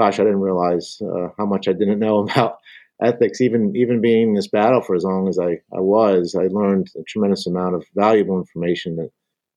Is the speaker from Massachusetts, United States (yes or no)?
no; Huntingdon Valley, Pennsylvania, United States; moved away as an adult; also born or lived in Florida; I actually grew up, our entire family grew up, not far from your offices there in Philadelphia, a suburb of Philadelphia, Huntington Valley.